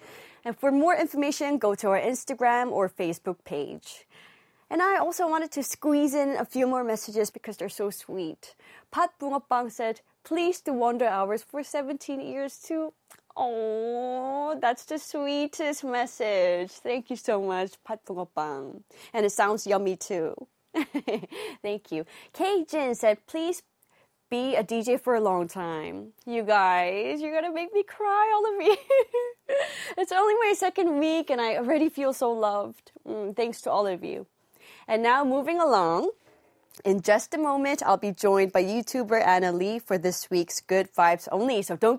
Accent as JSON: {"language": "English", "country": "Hong Kong", "tie": "born or raised there", "said": "because I'm Korean too, but I grew up in Hong Kong."}